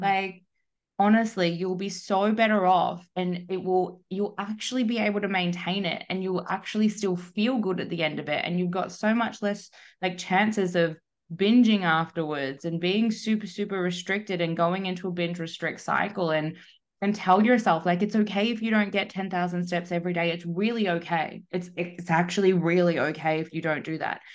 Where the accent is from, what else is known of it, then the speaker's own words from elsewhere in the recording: Melbourne, Victoria, Australia; moved away as an adult; now in Perth, Australia; was born and raised in Melbourne